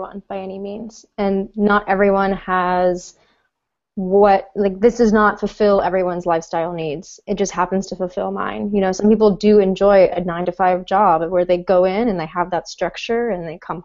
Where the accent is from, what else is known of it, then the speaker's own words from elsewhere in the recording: Melbourne, Florida, United States; moved away as an adult; also born or lived in Manhattan, New York; I'm originally from Melbourne, Florida. It's a small town on the East Coast near Cape Canaveral